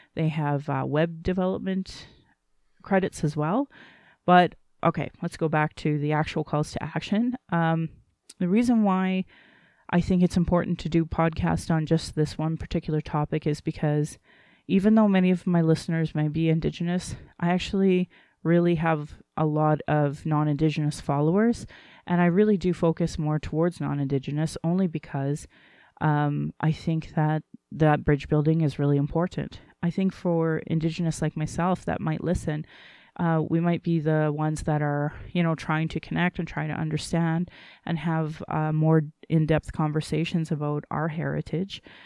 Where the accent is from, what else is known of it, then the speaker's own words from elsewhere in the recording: Calgary, Alberta, Canada; I was born in Calgary